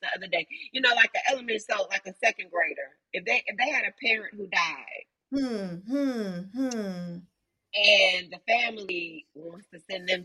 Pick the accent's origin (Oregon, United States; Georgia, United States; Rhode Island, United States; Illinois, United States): Illinois, United States; Chicago; moved away as an adult; also born or lived in Alabama; I'm from Chicago